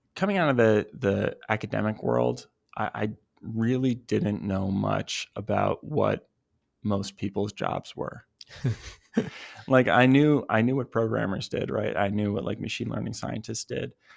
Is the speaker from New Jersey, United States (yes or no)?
yes; New Jersey, United States; now in Los Angeles, United States; I'm from New Jersey originally